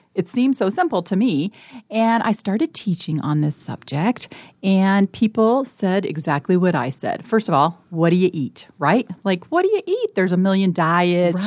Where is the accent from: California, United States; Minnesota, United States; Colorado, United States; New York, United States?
Colorado, United States; now in Nebraska, United States; I was born and raised in Colorado.